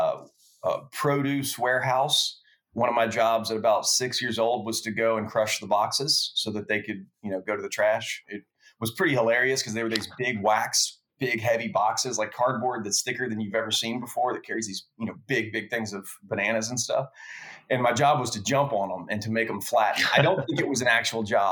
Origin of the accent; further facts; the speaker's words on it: Lake Charles, Louisiana, United States; moved away as an adult; also born or lived in Baton Rouge, Louisiana; I moved back home from Baton Rouge, where I went to LSU, went back to Lake Charles, Louisiana, lived with my family there for a year